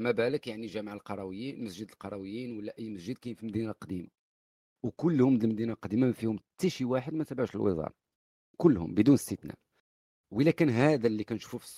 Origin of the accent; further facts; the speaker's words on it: Morocco; احنا رحنا مغاربه ماشي غير المسلمين احنا مغاربه كنفهموا في الديزاين ديال لانتيريور ديال الداخل ديال المساجد